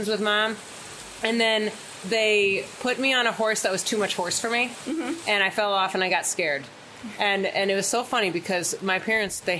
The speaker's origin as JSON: {"language": "English", "town": "West Bloomfield", "region": "Michigan", "country": "United States", "moved": "as an adult", "lives_now": "Ocala, United States", "said": "I'm from Michigan"}